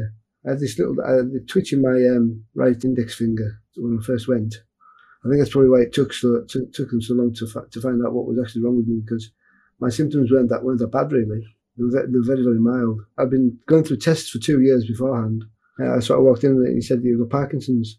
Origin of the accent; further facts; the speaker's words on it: Carlisle, North West England, United Kingdom; I'm from Carlisle in Cumbria, which is north of England.